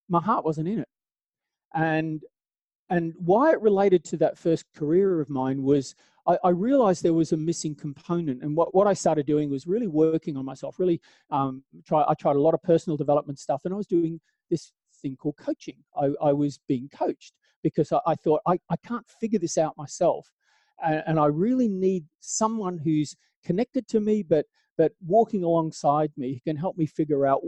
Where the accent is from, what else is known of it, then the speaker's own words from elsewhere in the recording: Australia; moved away as an adult; now in Southern Appalachia, United States; the southern that I'm from is Australia. So I was born in out in Australia